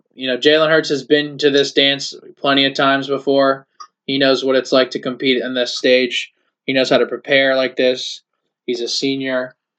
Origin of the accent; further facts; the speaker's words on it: Ohio, United States; because I'm from Ohio